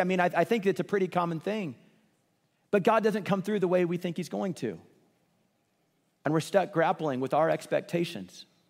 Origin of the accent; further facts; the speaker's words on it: Kansas City, Missouri, United States; I grew up in Kansas City, and I love Kansas City